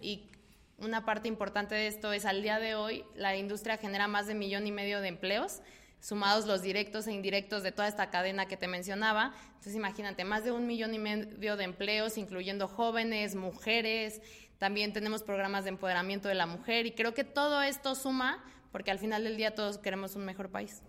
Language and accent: Spanish; Mexico